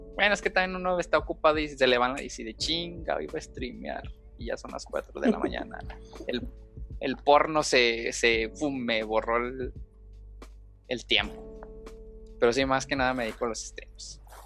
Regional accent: Guanajuato, Mexico; soy de Guana Washington

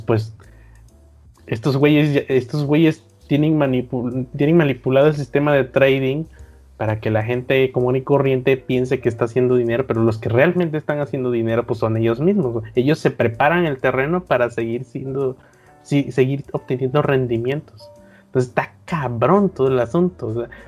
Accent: Veracruz, Mexico; por acá de Veracruz

